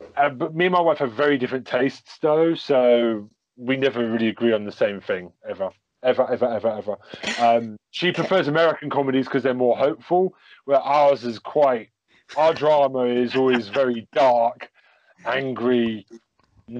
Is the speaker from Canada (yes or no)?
no; England, United Kingdom; I'm very English.